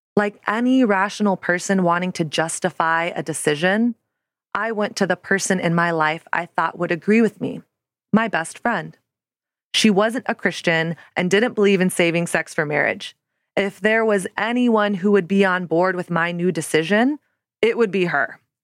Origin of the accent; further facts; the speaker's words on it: the South, United States; now in Brooklyn, United States; I grew up in the South in the nineties and early two thousands